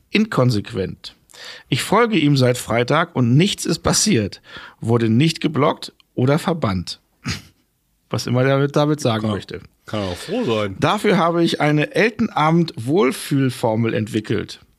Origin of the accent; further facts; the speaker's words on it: Hamburg, Germany; born there; Ich bin gebürtiger Hamburger.